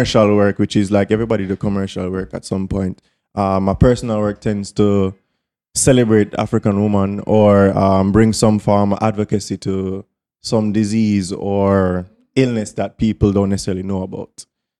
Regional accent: Kingston, Jamaica; I'm from Kingston. Born and raised Kingston 20, Kingston 17.

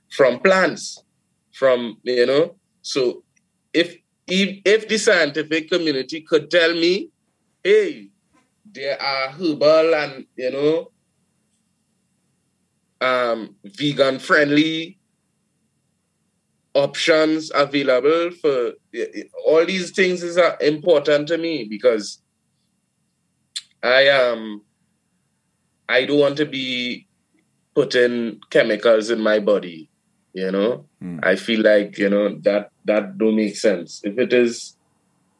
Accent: Trinidad & Tobago; now in Brooklyn, United States; I grew up in Trinidad

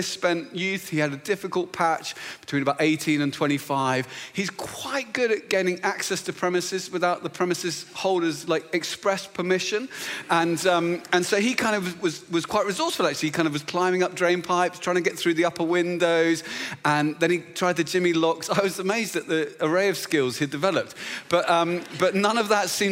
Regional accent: Luton, East of England, United Kingdom; moved away; I was back in my hometown, which is a beautiful little town just north of London called Luton

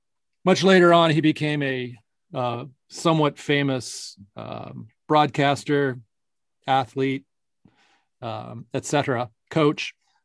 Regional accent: Tempe, Arizona, United States; moved away; also born or lived in Kansas; So when I grew up in Tempe, Arizona, it was much more multicultural. There was a large concentration, especially in our area, of Asian Americans.

